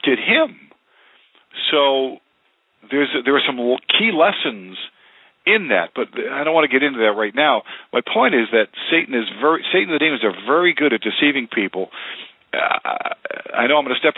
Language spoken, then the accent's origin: English; Massachusetts, United States; moved away; I grew up in New England. Massachusetts is my home state